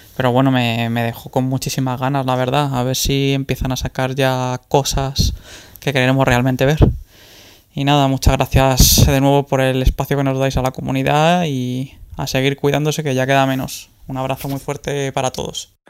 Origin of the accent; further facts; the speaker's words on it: Madrid, Community of Madrid, Spain; soy de Madrid, tengo 33 años